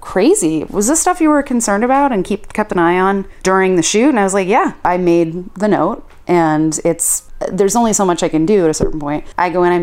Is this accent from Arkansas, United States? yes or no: no; Nantucket, Massachusetts, United States; in my hometown when I was in high school